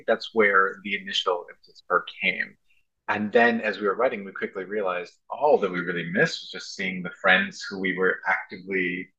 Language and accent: English; Los Angeles, California, United States; we're both from Los Angeles.